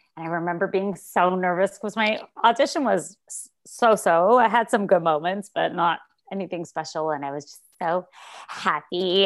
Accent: Montreal, Quebec, Canada; moved away as an adult; also born or lived in New York; now in Toronto, Canada; I moved to Toronto 'cause I'm from Montreal originally.

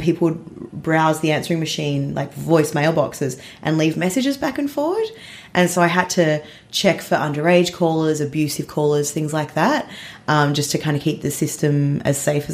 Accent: Melbourne, Victoria, Australia; I grew up in Melbourne.

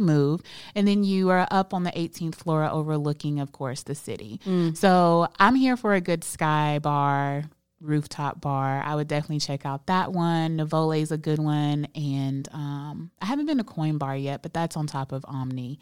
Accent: Birmingham, Alabama, United States; now in Charlotte, United States; I'm from Birmingham, Alabama

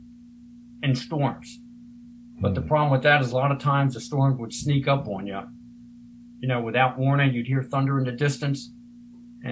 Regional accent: Maryland, United States; I am from Maryland. I live north of Baltimore

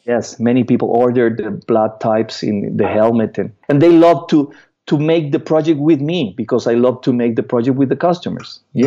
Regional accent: Costa Rica; I'm from Costa Rica.

